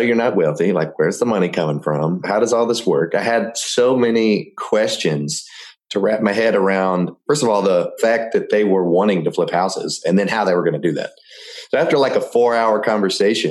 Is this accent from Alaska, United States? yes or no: no; Memphis, Tennessee, United States; moved away as an adult; I'm from Memphis, Tennessee, and moved down here about 3.5 years ago to start my career as a technician